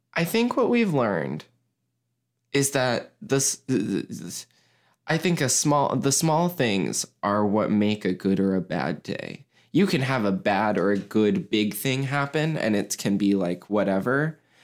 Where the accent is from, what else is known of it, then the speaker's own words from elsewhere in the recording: Mason, United States; I'm grateful for lots of things in my hometown